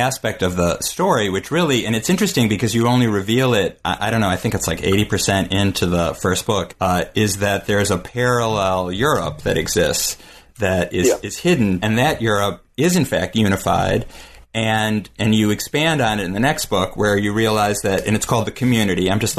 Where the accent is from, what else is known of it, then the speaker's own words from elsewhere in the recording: United States; because that's just me being an American who doesn't speak